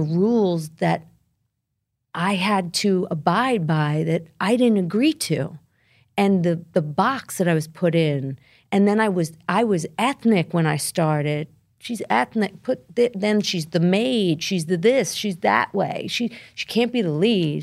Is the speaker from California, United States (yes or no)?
no; Brooklyn, New York, United States; I grew up in Brooklyn. I'm Italian, part Albanian